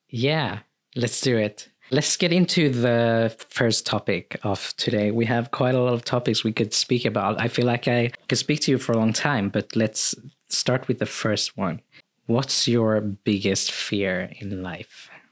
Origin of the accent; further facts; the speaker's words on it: Sweden; also born or lived in Philippines; thirteen months when I came to Sweden, uh, to my, to my family